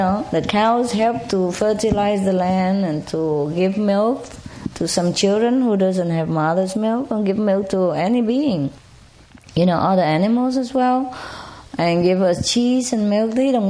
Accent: Malta; English is a second language; I came from Malta Island, next to Spain. It belonged to Spain.

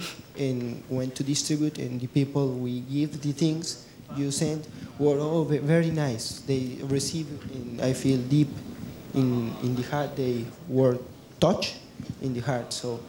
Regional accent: Mexico; I am from Mexico.

